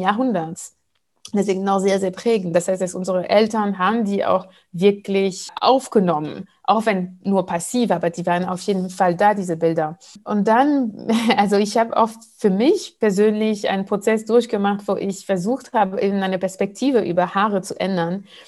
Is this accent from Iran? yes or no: no; Martinique; auf der Insel, wo ich herkomme, Martinique